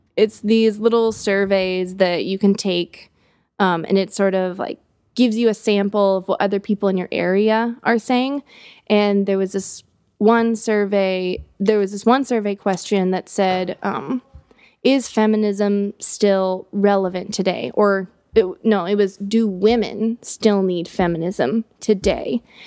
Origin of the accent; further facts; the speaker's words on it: United States; being an American